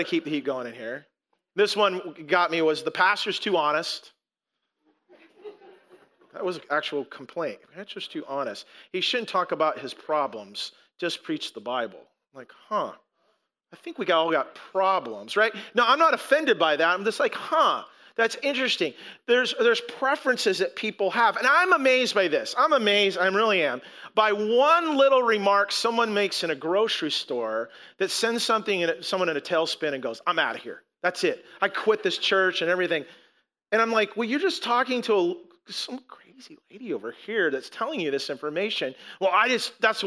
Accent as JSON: {"language": "English", "country": "United States", "said": "we're American."}